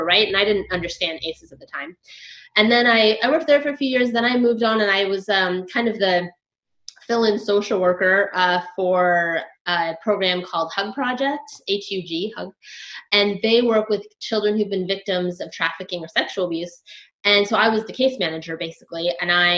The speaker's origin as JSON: {"language": "English", "region": "Washington", "country": "United States", "also_born_or_lived": "Los Angeles, United States", "moved": "as an adult", "lives_now": "Thailand", "said": "I'm from Los Angeles. originally Washington State, but I lived in Los Angeles for 10 years before I moved here"}